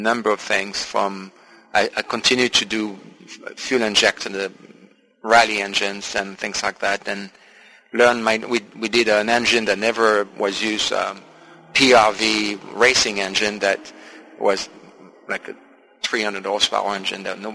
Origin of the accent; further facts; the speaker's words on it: Marseille, Provence-Alpes-Côte d'Azur, France; I was born in Marseille